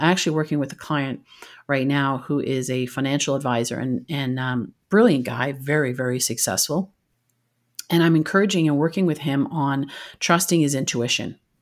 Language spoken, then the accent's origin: English; Canada; moved away; I'm originally from Canada